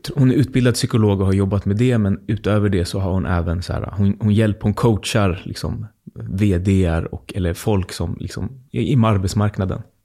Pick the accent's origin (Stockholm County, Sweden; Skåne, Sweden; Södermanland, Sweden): Stockholm County, Sweden; Botkyrka; jag bor ganska nära där jag växte upp i Fittja